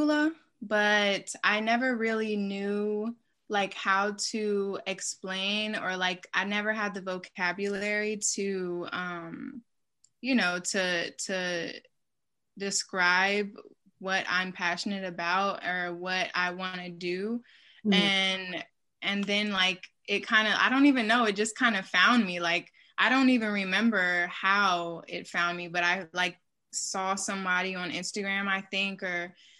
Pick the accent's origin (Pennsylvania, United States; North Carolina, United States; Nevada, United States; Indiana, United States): North Carolina, United States; Charlotte; moved away; I'm originally from Charlotte, North Carolina, or occupied Catawba land.